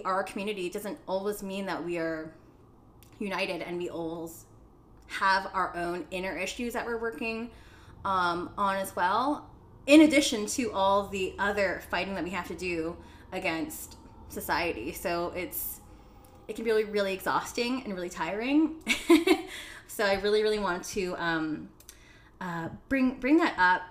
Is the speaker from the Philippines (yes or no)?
yes; Philippines; I'm Filipino. And in the Philippines, we have like papaya soap